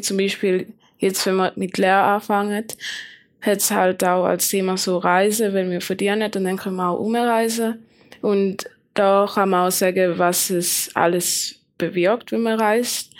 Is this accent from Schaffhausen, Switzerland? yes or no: yes; Schaffhausen, Switzerland; ich komme aus Schaffhausen